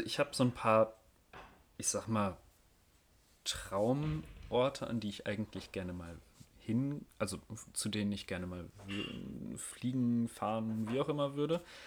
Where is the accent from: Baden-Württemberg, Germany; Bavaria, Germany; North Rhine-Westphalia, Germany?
North Rhine-Westphalia, Germany; ich als Westfale